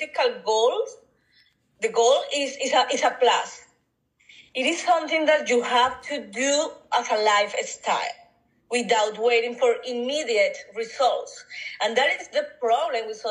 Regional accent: Colombia; English is a second language; moved away as an adult; now in United States; I was born in Colombia.

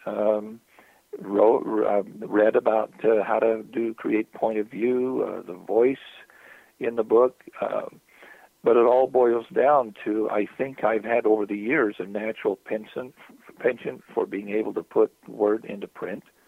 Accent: southern Utah, United States; As a youth, I would sit. Uh, in the cornfields of southern Utah, irrigating fields

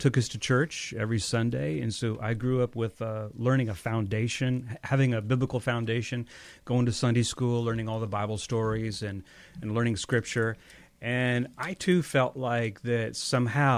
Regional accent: Iowa, United States; I'm from Iowa

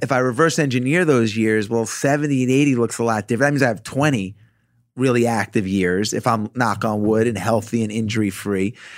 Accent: Roslyn, New York, United States; growing up in Roslyn, in Long Island where I grew up

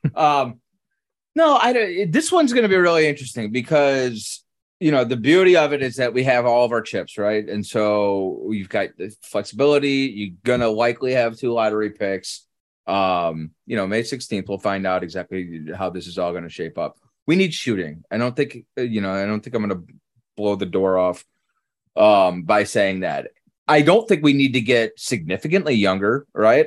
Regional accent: Cleveland, Ohio, United States; now in Orlando, United States; I grew up in Cleveland.

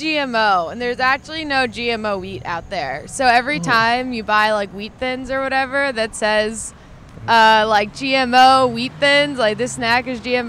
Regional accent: New Jersey, United States; now in Corvallis, United States; I'm from New Jersey.

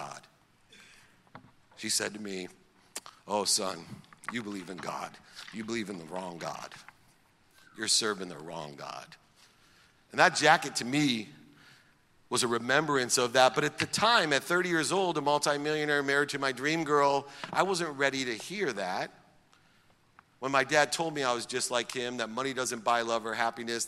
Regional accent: San Diego, California, United States; also born or lived in Akron, Ohio; when I moved from Akron, Ohio to San Diego

